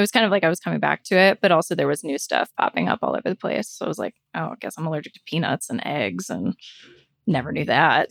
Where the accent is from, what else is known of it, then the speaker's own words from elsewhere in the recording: Florida, United States; moved away as an adult; I'm moving back to my hometown, which is like huge